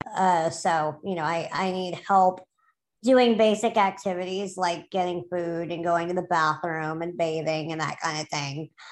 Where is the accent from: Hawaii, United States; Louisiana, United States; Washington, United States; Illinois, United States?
Louisiana, United States; New Orleans; I grew up in New Orleans